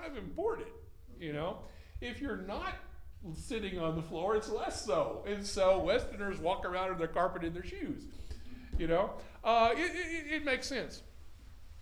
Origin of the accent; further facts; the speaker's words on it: Texas, United States; I'm from Texas